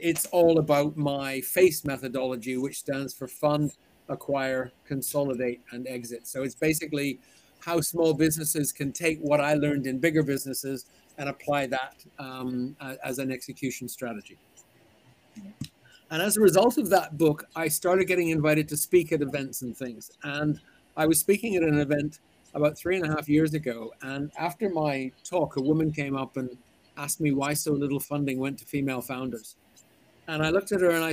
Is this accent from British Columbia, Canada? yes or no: yes; Vancouver, British Columbia, Canada; moved away as an adult; also born or lived in Zurich, Switzerland; now in London, United Kingdom; I'm originally from Vancouver